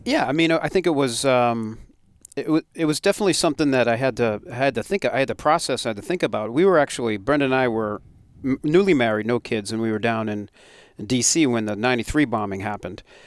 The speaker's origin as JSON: {"language": "English", "town": "Westborough", "region": "Massachusetts", "country": "United States", "tie": "born or raised there", "said": "growing up in Westboro, the fire department had a big horn"}